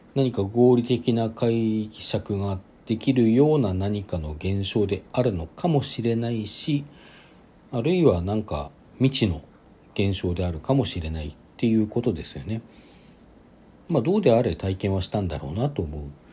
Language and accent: Japanese; Sapporo, Hokkaido, Japan; 地元の札幌